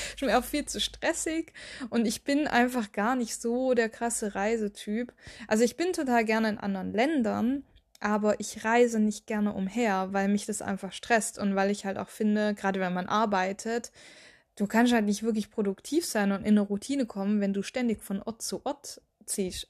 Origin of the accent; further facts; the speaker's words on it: Baden-Württemberg, Germany; moved away as an adult; also born or lived in Bavaria; now in near Würzburg, Germany; Also ich komme ja eigentlich aus Baden-Württemberg und bin dann auch umgezogen für den Job.